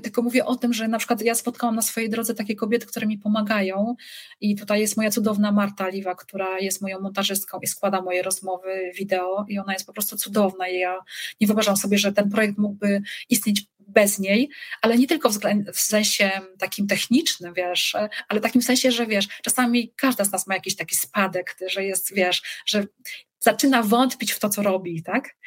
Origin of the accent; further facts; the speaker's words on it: Poland; accent: Polish; moved away as an adult; also born or lived in Radomsko area / Wrocław / Szczecin; now in Ireland; jestem Polką